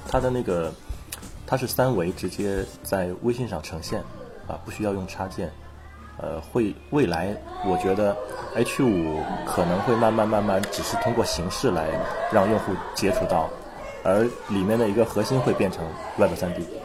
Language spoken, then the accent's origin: Chinese; Shenyang, Liaoning, China; accent: Northeastern (Dongbei); moved away as an adult; also born or lived in Wenzhou, Zhejiang; now in Shanghai, China; 我是在北方长大的